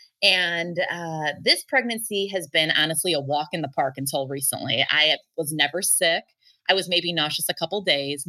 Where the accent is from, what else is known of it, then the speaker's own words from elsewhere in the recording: Chicago, Illinois, United States; So I grew up in the Chicago suburbs